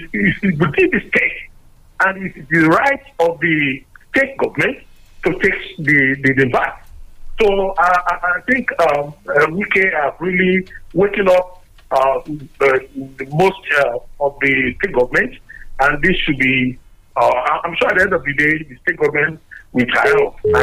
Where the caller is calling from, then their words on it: Abuja, Federal Capital Territory, Nigeria; I'm calling from Abuja.